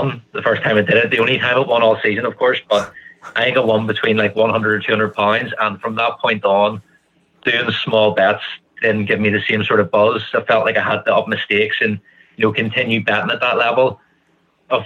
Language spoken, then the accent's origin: English; just outside Belfast, Northern Ireland, United Kingdom; I'm from Ireland, just outside Belfast